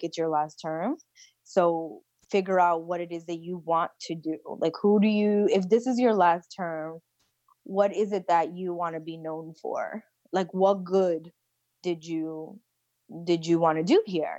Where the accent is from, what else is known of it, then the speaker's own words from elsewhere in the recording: Rhode Island, United States; I was born and raised here in Rhode Island.